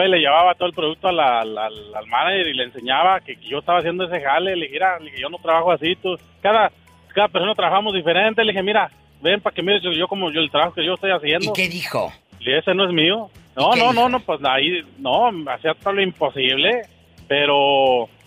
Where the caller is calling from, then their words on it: Dallas, Texas, United States; de Dallas.